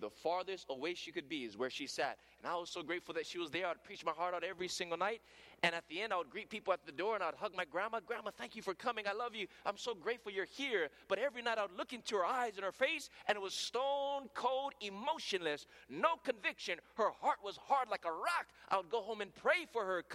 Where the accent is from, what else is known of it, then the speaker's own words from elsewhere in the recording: Hawaii, United States; accent: pidgin; first language Hawaiian Pidgin; English is a second language; You know, in Hawaii, we speak a different language there. And to be honest, English is my second language. My first language is broken English. That's what we speak in Hawaii. It's called pidgin.